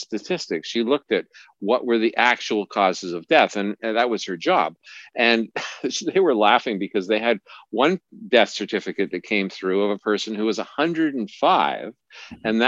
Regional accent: Montreal, Quebec, Canada; moved away; also born or lived in Alberta / British Columbia; I grew up in Montreal. I grew up in Quebec

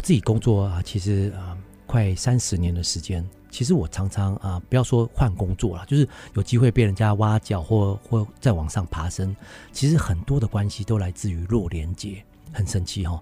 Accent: Taiwan; also born or lived in London, United Kingdom; 我come from Taiwan啊

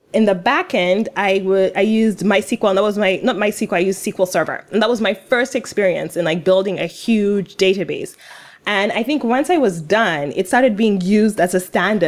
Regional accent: Uganda; I'm from Uganda

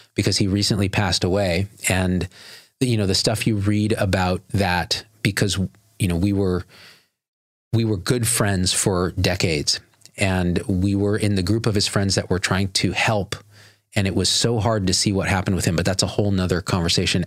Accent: Clovis, California, United States; growing up in the Central Valley of California, rural Clovis, California

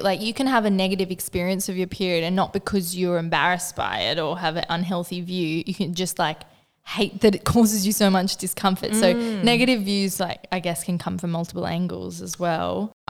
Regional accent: Northern Rivers, New South Wales, Australia; moved away; we grew up in the Northern Rivers

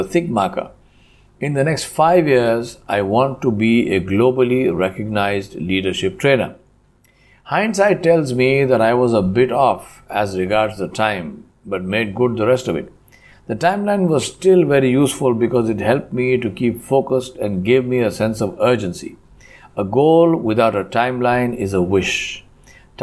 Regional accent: Hyderabad, Telangana, India; moved away as an adult; also born or lived in Tamil Nadu; Since the estates were in Tamil Nadu and I am from Hyderabad, I needed to learn a totally new language, Tamil

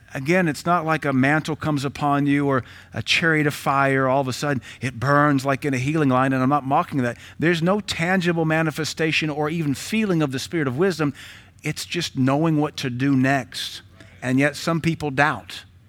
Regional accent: United States

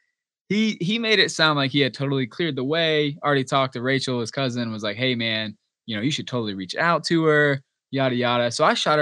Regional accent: Georgia, United States; moved away as an adult; I'm a good old Georgia boy, born and raised in Georgia

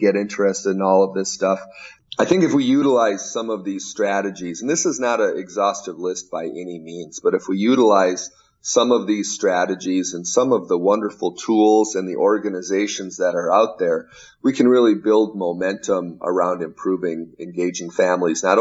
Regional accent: Minnesota, United States; I am from Minnesota

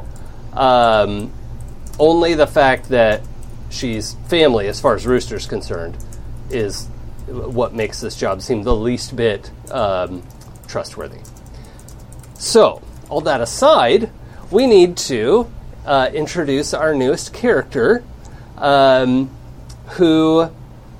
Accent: Seattle, Washington, United States; I'm from Seattle originally

